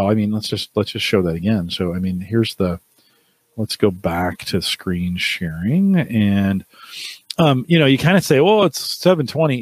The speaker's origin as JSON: {"language": "English", "region": "California", "country": "United States", "tie": "born or raised there", "said": "I grew up in California."}